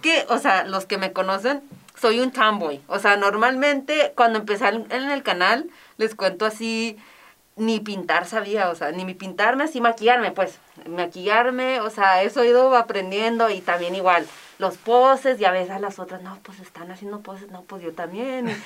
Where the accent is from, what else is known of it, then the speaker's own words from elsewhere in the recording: Ciudad Juárez, Chihuahua, Mexico; moved away as an adult; also born or lived in Madrid, Spain; soy mexicana, pero hablo muy buen inglés. Claro, porque aquí estuve en el Teresiano, estuve en Loreto, en UTEP, en el TEC